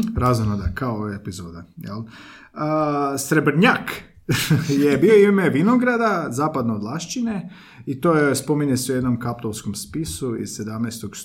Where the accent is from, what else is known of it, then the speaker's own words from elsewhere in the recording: Belišće, Osijek-Baranja County, Croatia; now in Zagreb, Croatia; Ja sam iz Belišća i tamo nema kvartova.